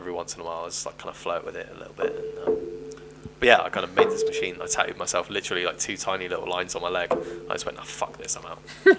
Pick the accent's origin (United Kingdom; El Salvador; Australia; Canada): United Kingdom; Cornwall, South West England; I am from Cornwall